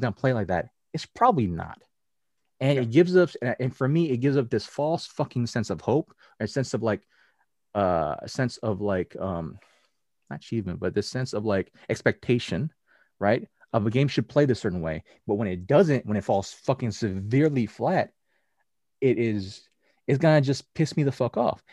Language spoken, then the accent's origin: English; United States; us as Americans, even though I'm Asian American